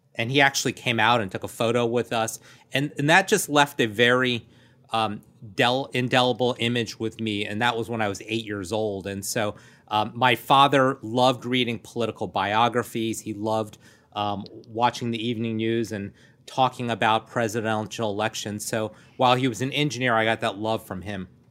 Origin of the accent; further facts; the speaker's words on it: Rockville, Maryland, United States; also born or lived in Washington, D.C. area; I grew up in Rockville, Maryland.